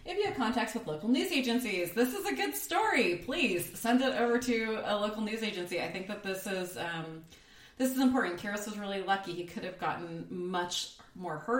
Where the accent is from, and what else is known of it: United States